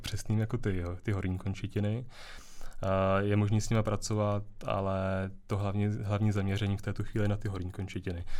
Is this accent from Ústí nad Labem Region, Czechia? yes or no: yes; Děčín, Ústí nad Labem Region, Czechia; já jsem z Děčína